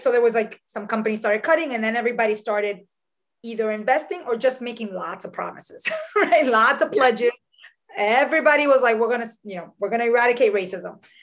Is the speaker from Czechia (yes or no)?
no; Dominican Republic; also born or lived in New York City, United States; now in United States; I was born in New York City uh, to a, a, father who's Dominican and a mother who's Puerto Rican, but I was raised in the Dominican Republic.